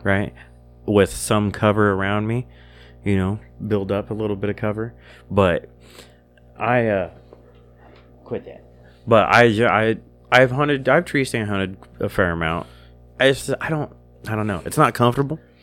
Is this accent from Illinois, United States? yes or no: yes; Illinois, United States; this is where I was born, this is my home state